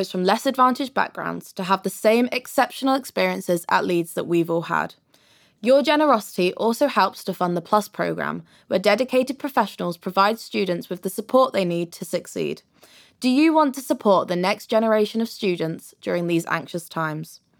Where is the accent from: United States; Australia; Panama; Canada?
Australia; I've never been to Fruity my life. I'm Australian.